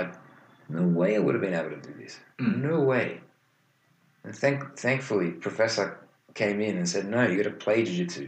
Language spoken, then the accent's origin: English; Australia; even though we're Australian.